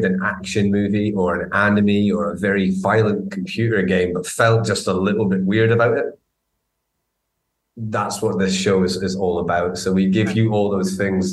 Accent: Aberdeen, Scotland, United Kingdom; accent: Doric, Aberdonian; moved away as an adult; also born or lived in Glasgow; I grew up in Aberdeen, so in actual fact, kind of moving to Glasgow and going to drama school, my accent, a lot of my vocabulary is Doric, and Aberdonian accents

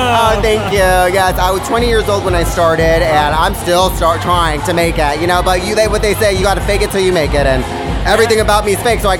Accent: Los Angeles, California, United States; moved away as an adult; now in London, United Kingdom; I'm from Los Angeles, California, and now living in London.

